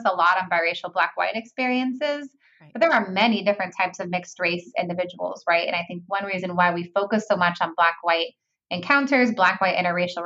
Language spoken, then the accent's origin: English; California, United States; I'm from California.